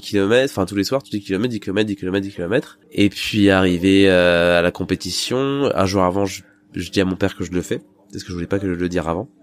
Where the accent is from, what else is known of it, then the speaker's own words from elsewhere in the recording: Île-de-France, France; moved away; quand j'étais dans le dans le 93